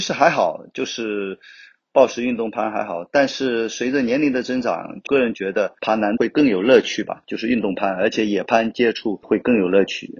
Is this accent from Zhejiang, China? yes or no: yes; Wenzhou, Zhejiang, China; also born or lived in Hangzhou; 我是来自 温州，就土生土长的温州人，十一九七三年出生的